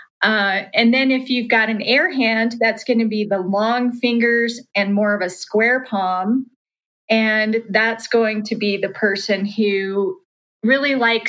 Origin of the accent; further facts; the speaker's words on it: Salt Lake City, Utah, United States; I grew up in Salt Lake City, Utah